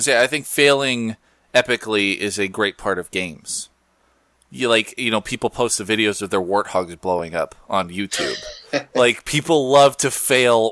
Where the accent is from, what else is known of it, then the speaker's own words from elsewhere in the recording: United States; first language English; a ruffian American like me.